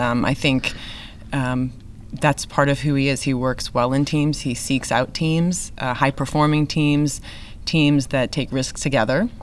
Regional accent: New England, United States; now in Texas, United States; I grew up in New England

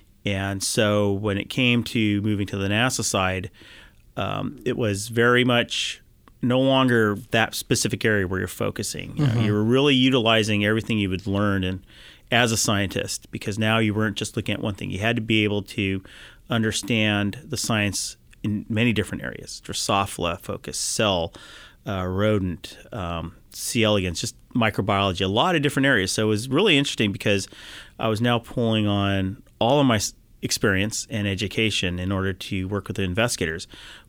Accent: Mountain View, California, United States; Yep, I back grew up in Mountain View.

